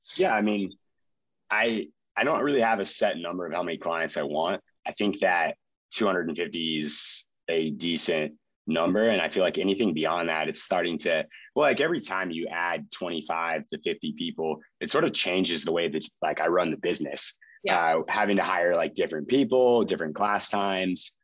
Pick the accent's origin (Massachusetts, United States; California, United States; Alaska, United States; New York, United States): California, United States; Chico; also born or lived in Utah; I moved back to my hometown of Chico.